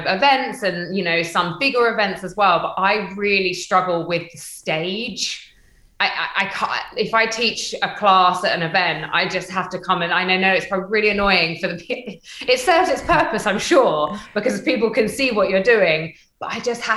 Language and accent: English; United Kingdom; moved away as an adult; also born or lived in Stamford, Lincolnshire / London; I grew up in North London, Hertfordshire